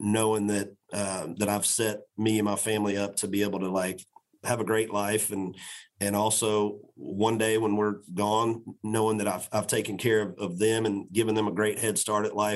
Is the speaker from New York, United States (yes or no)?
no; Macon, Georgia, United States; also born or lived in Florida; I was born and raised in Macon, Georgia